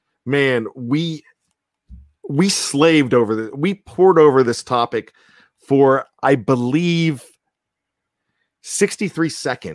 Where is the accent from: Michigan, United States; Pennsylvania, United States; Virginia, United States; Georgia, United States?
Pennsylvania, United States; Johnstown; We're from Pennsylvania. I know he's Central Pennsylvania. I'm Western, maybe Central Pennsylvania, being Johnstown.